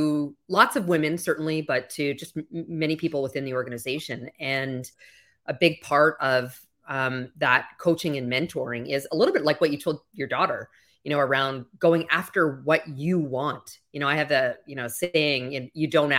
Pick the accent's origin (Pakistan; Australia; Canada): Canada; moved away as an adult; now in Miami, United States; You might hear a slight accent. I'm originally from Canada.